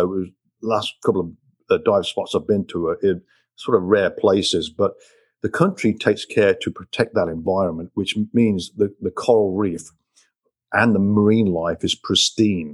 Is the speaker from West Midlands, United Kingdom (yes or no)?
yes; Coventry, West Midlands, United Kingdom; I was born and raised in Coventry, England